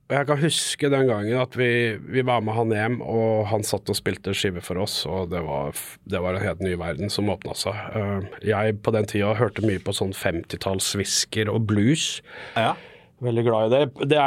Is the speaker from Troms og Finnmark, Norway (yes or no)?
no; Fredrikstad, Østfold, Norway; accent: Fredrikstad dialect; Og altså, Fredrikstad-dialekt er jo egentlig svensk blanda med norsk. Ja. Så vi er vel svensker